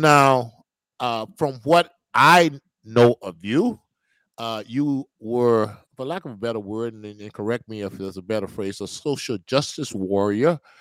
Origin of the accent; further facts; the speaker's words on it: Mississippi, United States; moved away; I never had a bad racial experience, you know, growing up in Mississippi or going back there in my hometown